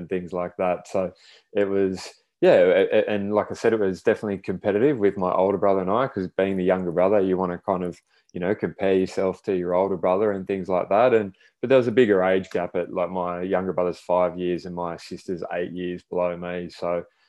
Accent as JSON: {"language": "English", "town": "Sydney", "region": "New South Wales", "country": "Australia", "tie": "born or raised there", "moved": "yes", "lives_now": "Brisbane, Australia", "said": "We grew up in Sydney. So I'm living in Brisbane now, and we grew up in Sydney around the inner west and southwest Sydney during the early days"}